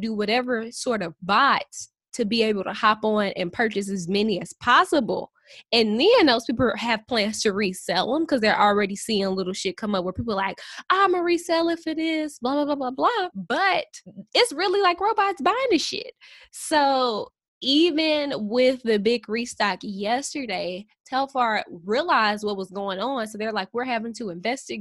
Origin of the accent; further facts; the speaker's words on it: St. Louis, Missouri, United States; we're from St. Louis